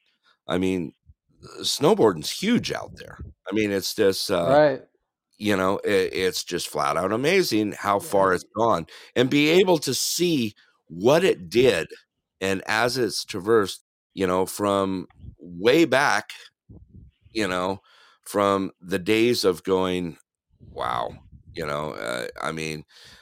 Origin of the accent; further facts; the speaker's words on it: Big Bear Lake, California, United States; I grew up in Big Bear Lake, California